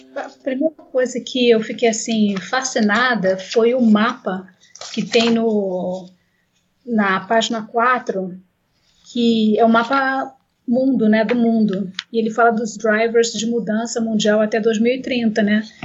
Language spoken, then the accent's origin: Portuguese; Brazil; Como brasileiros